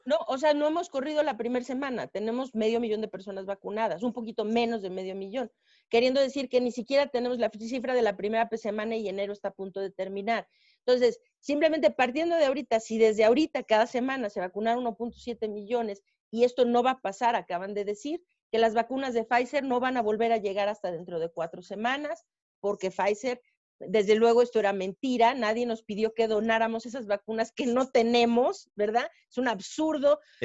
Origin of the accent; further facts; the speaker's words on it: Mexico; nuestro país, en México